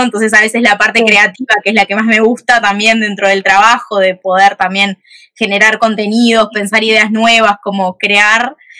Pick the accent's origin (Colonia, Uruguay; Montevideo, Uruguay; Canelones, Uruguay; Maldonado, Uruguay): Montevideo, Uruguay; soy de Uruguay, de Montevideo